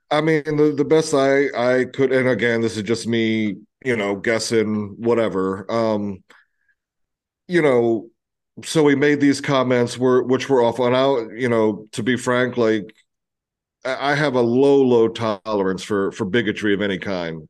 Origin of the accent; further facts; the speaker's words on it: Eastern Shore of Maryland, United States; I grew up on the Eastern Shore of Maryland